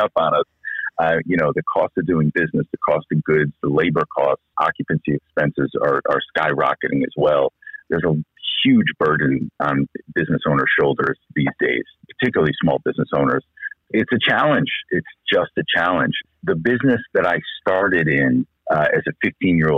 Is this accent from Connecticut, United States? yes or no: yes; Connecticut, United States; now in Scottsdale, United States; I'm from Connecticut originally